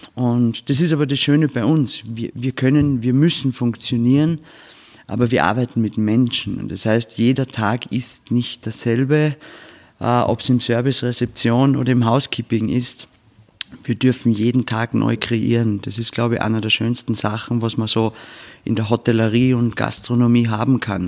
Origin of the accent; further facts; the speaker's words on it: Bad Hofgastein, Salzburg, Austria; wir sind da aufgewachsen in dem Betrieb